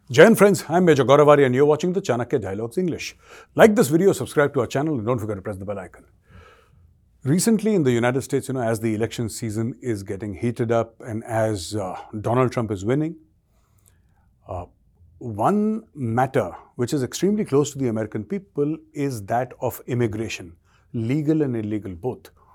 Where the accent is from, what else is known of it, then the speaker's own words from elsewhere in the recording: India; I'm an Indian.